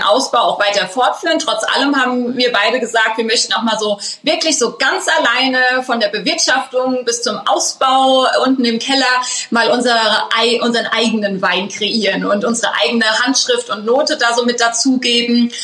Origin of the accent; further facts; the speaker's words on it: Schornsheim, Rhineland-Palatinate, Germany; wir sind ja mitten in den Weinbergen aufgewachsen, hier in Schornsheim im elterlichen Weingut